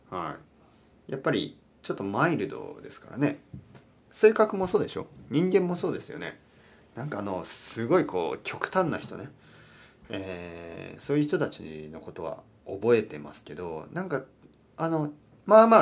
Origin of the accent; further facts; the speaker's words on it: Kyushu, Oita, Japan; moved away; 実家大分県九州の大分県に、えー、2週間帰りました